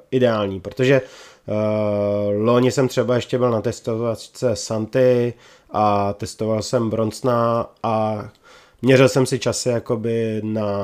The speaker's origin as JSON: {"language": "Czech", "town": "Krnsko", "region": "Central Bohemian Region", "country": "Czechia", "tie": "born or raised there", "said": "No, já jsem původem z Krnska."}